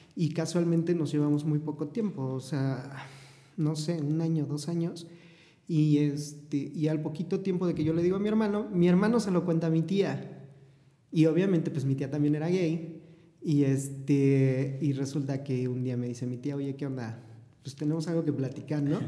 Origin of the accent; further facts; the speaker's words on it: Puebla, Mexico; Soy de la ciudad de Puebla, eh, eh, orgullosamente poblano